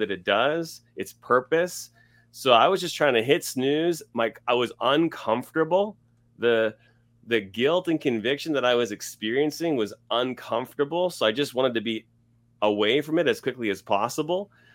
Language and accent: English; Scarborough, Ontario, Canada; moved away as an adult; also born or lived in Toronto area / London, Ontario / Los Angeles, California; now in Edmonton, Canada; I was born and raised in Scarborough, Ontario